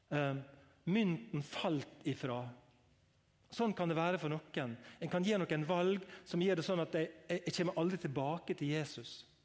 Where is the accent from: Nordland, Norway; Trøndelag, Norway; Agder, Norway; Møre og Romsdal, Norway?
Møre og Romsdal, Norway; Langevåg; Jeg er fra LA Ungevåg